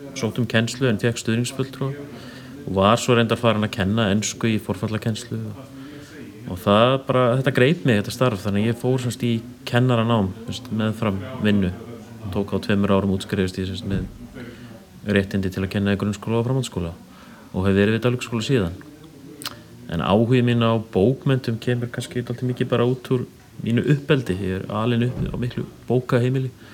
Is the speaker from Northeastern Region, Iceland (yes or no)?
yes; Svarfaðardalur, Northeastern Region, Iceland; also born or lived in Akureyri; ég er uppalinn á Sveitabænum Brekku í Svarðardal